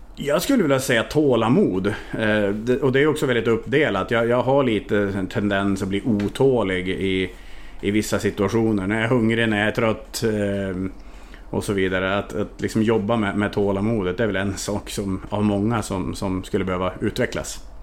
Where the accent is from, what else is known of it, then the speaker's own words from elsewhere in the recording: Härnösand, Västernorrland County, Sweden; also born or lived in Norway / Budapest, Hungary / Transylvania, Romania; now in Linghem, Sweden; Jag är född och uppvuxen i en av, eller en av Sveriges finaste sommarstäder, Härnösand